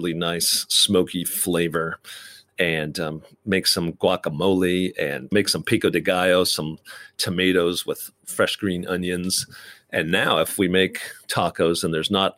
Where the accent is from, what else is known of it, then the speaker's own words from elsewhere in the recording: Midwest, United States; Growing up in the Midwest